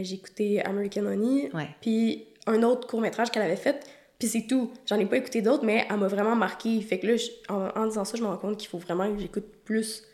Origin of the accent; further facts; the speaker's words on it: Quebec, Canada; je suis québécoise